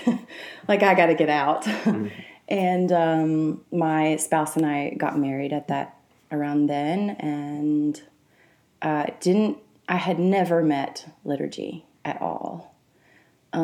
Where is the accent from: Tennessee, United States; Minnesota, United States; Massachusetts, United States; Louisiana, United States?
Louisiana, United States; Mississippi River Delta; also born or lived in Arkansas; I grew up in the Mississippi River Delta. Half of my growing up, I would call in Arkansas, and half of it in Louisiana, right in the agricultural community of the Mississippi River Delta.